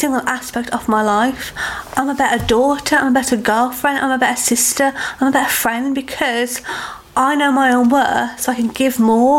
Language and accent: English; United Kingdom; as a nation, as a British woman, we don't accept help well.